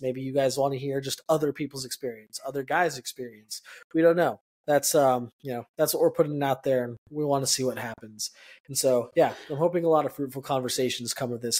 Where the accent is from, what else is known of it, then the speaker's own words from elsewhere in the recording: El Paso, Texas, United States; moved away; born and raised in El Paso, Texas